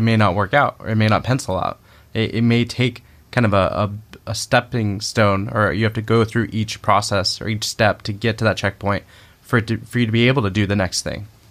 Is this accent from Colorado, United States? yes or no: no; Southern California, United States; growing up in Southern California